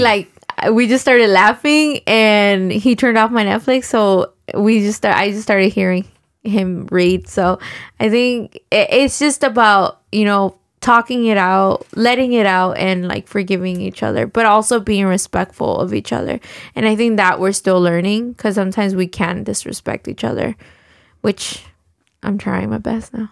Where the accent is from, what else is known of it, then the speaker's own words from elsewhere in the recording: Mexico; now in United States; I was born in Mexico